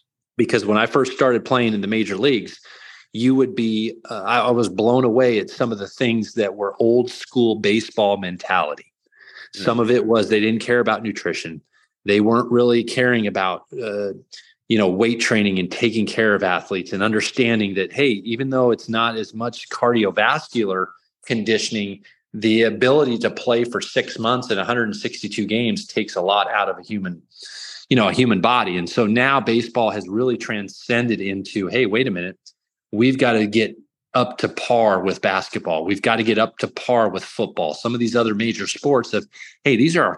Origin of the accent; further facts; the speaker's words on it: the Northwest, Pacific Northwest, United States; now in York, United States; I'm from the Northwest